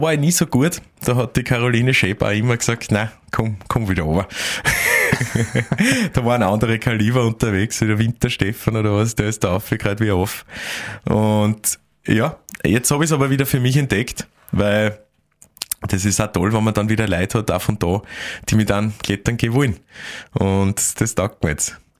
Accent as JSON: {"language": "German", "area": "Admont", "region": "Styria", "country": "Austria", "tie": "born or raised there", "also_born_or_lived": "Graz", "moved": "as an adult", "lives_now": "Vienna, Austria", "said": "ich bin dort geboren, ich lebe dort sehr, also ich habe dort gelebt, bis ich 18 war"}